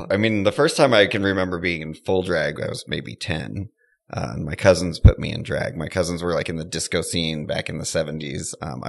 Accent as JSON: {"language": "English", "town": "San Jose", "region": "California", "country": "United States", "tie": "born or raised there", "also_born_or_lived": "San Francisco", "said": "Well, I was born in San Francisco. I got carted to San Jose at a young age where I spent my early years and even my high school years."}